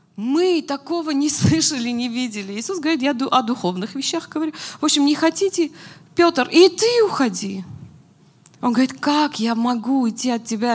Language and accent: Russian; Armenia; now in Moscow, Russia; мы, как армяне